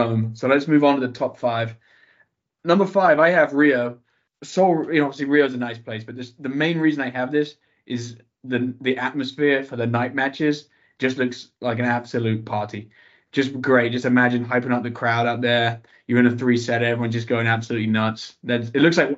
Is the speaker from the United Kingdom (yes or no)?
yes; United Kingdom; as a Brit